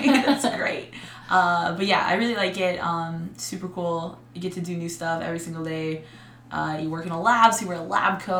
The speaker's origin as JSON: {"language": "English", "town": "Vancouver", "region": "British Columbia", "country": "Canada", "moved": "yes", "lives_now": "San Francisco, United States", "said": "I am from Canada. From Vancouver"}